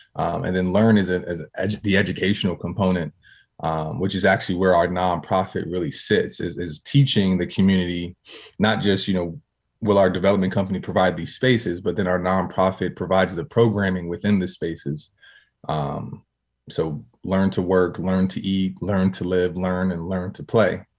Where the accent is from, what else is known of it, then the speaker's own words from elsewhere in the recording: Harrisburg, Pennsylvania, United States; I'm from Harrisburg, Pennsylvania